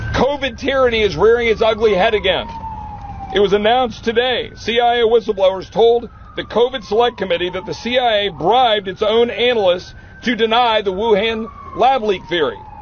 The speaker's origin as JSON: {"language": "English", "region": "Texas", "country": "United States", "said": "as a Texan"}